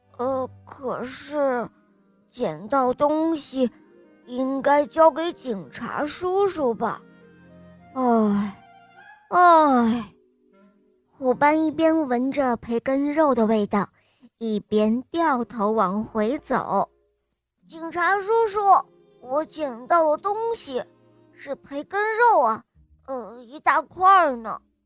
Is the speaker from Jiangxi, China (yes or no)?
yes; Nanchang, Jiangxi, China; 我来自南昌